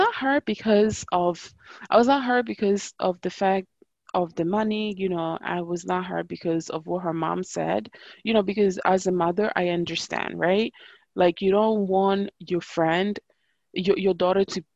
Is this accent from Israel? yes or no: no; Pordenone, Friuli-Venezia Giulia, Italy; growing up in Italy